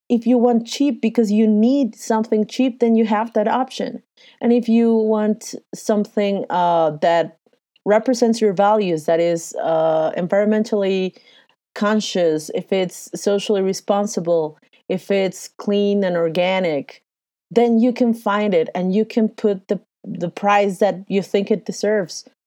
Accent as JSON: {"language": "English", "region": "Mexico City", "country": "Mexico", "said": "I am from Mexico City, I have lived and breathed the good and the bad and the ugly of globalization and NAFTA"}